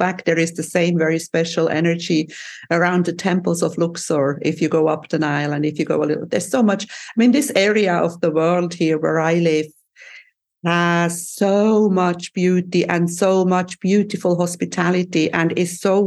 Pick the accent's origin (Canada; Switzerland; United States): Switzerland; now in Cyprus; from my island in the sun where I live, you flew to my home country. You went to Switzerland